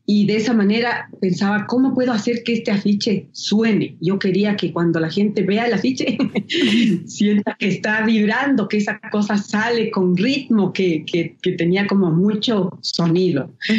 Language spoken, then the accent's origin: Spanish; Ecuador; soy una artista ecuatoriana